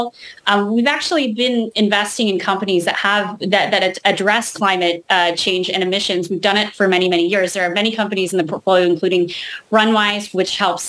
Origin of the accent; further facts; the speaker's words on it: California, United States; I grew up in California